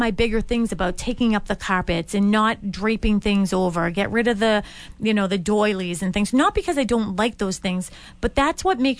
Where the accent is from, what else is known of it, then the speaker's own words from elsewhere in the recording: Boston, Massachusetts, United States; growing up on Dorchester Ave with all that cement and everything, sidewalks.